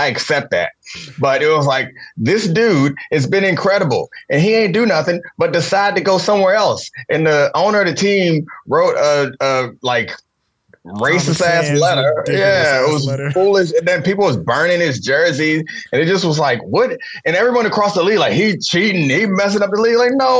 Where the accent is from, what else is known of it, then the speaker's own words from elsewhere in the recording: Baltimore, Maryland, United States; So, like, I grew up in Baltimore